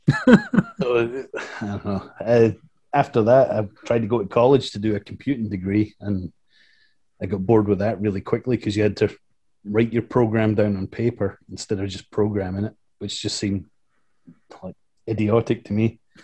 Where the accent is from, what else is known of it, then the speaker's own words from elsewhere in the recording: Scotland, United Kingdom; moved away as an adult; now in United States; I'm from Scotland and I'm working with a bunch of Scottish and Northern English guys